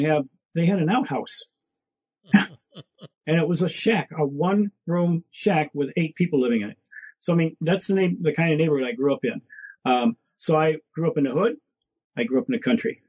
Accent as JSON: {"language": "English", "town": "Detroit", "region": "Michigan", "country": "United States", "tie": "born or raised there", "also_born_or_lived": "Livonia, Michigan", "said": "I grew up in Brightmoor"}